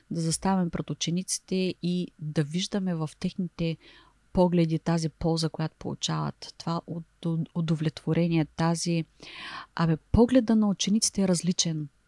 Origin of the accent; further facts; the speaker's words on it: Varna, Varna Province, Bulgaria; И понеже те са от София, ние сме от Варна